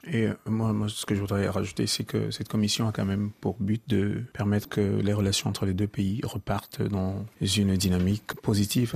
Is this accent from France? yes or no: no; Cameroon; en tant que Camerounais